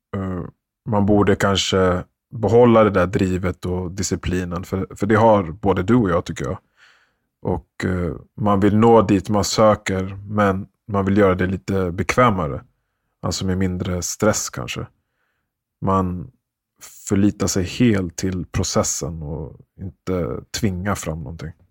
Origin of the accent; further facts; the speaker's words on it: Sweden; så föddes jag ju i Sverige